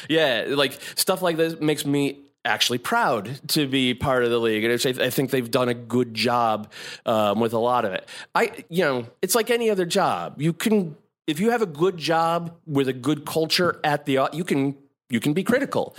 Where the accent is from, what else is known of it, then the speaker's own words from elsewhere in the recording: Connecticut, United States; moved away as an adult; also born or lived in San Francisco Bay Area; now in New York, United States; I'm an East Coast boy. I'm from Connecticut